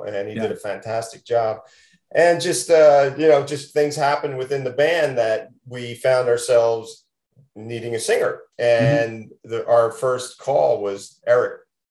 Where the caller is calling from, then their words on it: Las Vegas, Nevada, United States; yeah, I'm calling from Las Vegas. It is not cold here.